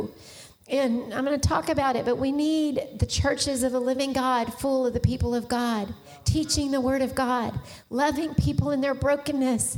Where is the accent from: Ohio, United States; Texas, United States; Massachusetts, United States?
Texas, United States; Richardson; I had grown up in Richardson is where I grew up in North Dallas